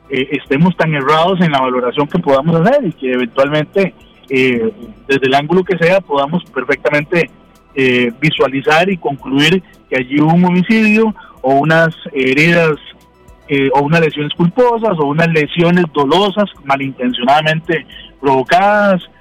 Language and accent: Spanish; Cartago, Costa Rica; como decimos eh, en Cartago, yo que soy de Cartago